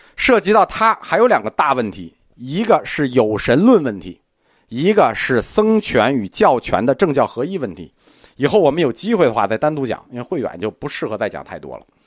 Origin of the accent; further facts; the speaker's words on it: China; 我们中国人跟印度人不一样